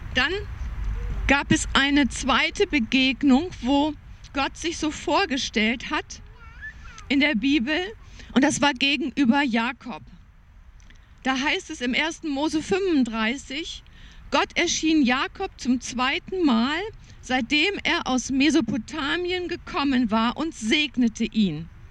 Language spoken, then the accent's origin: German; Germany; Ich war so geprägt als Deutsche